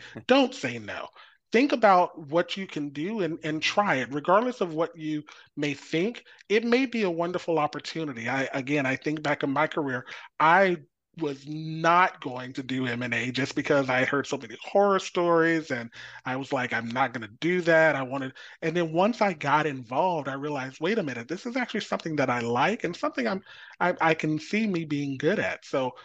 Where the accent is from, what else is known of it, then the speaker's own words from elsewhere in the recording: Texas, United States; moved away; I grew up in Texas